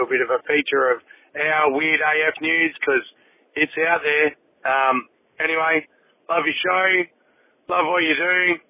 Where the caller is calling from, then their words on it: Western Australia, Australia; I'm calling from Western Australia.